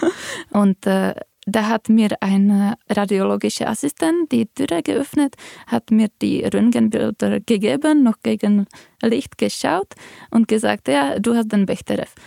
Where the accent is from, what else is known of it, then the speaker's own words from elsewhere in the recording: Czechia; moved away; Ich komme aus Tschechien